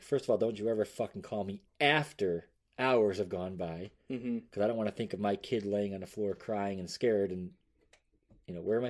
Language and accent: English; United States